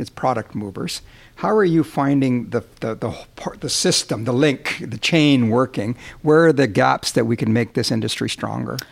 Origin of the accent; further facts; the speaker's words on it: Alberta, Canada; I grew up in Alberta